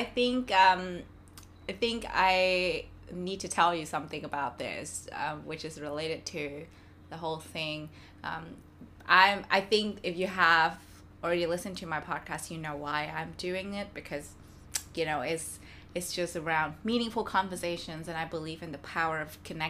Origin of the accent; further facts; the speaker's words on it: Vietnam; now in Melbourne, Australia; And I come from Vietnam, which is like the other side of the globe.